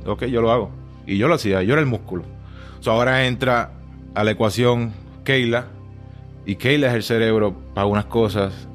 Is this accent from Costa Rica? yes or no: no; Juncos, Puerto Rico; moved away as an adult; also born or lived in Humacao, Puerto Rico; now in Tucson, United States; Yo nací en Humacao, Humacao, Puerto Rico.